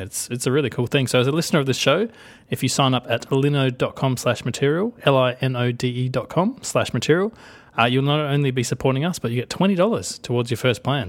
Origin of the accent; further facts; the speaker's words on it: Australia; accent: Australian; I'm gonna do my Australian accent 'cause I'm allowed